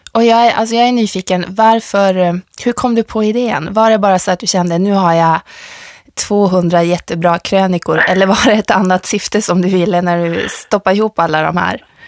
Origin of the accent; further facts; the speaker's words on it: Norrland, Sweden; Jag kommer från Norrland